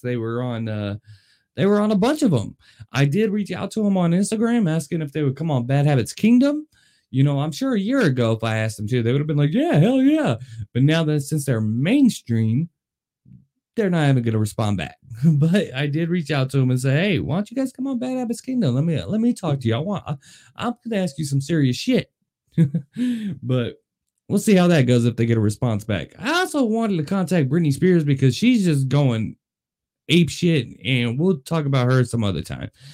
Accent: Las Vegas, Nevada, United States; I am born and raised in Las Vegas

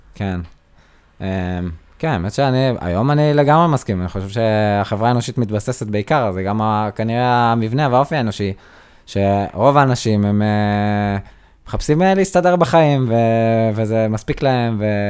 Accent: Nir Galim, Southern District, Israel; כנער שגדל בניר גלים

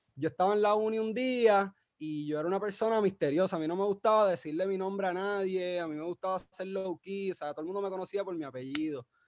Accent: San Juan, Puerto Rico; moved away as an adult; now in Mayagüez, Puerto Rico; yo soy de San Juan, ah, pero y me crié por allá, estudié allí en Maristas de Guaynabo

